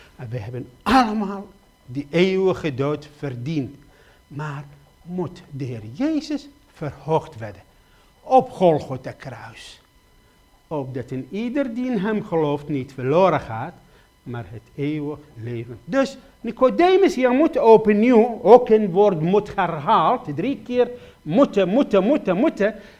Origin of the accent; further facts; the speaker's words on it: Iraq; Dutch is a second language; moved away as an adult; now in Netherlands; ik kom uit Irak